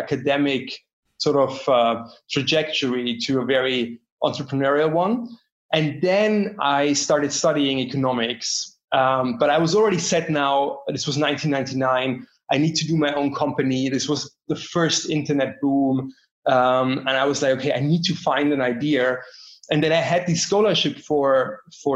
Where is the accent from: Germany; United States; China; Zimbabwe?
Germany; Bavaria; I grew up in Germany, to be precise, actually in Bavaria